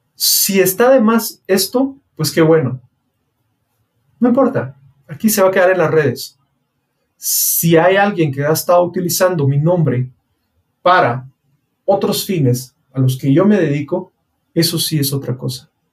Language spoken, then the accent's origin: Spanish; Guatemala; mi país, Guatemala